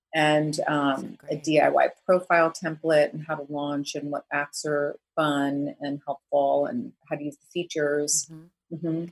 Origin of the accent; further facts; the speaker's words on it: New Jersey, United States; also born or lived in New York City; I'm really from Jersey, exit nine, suburban